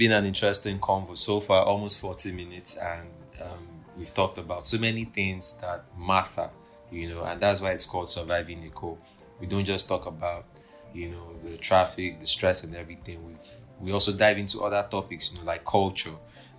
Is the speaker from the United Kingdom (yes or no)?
no; Nigeria; I tell them, I'm not Igbo, I'm Nigerian.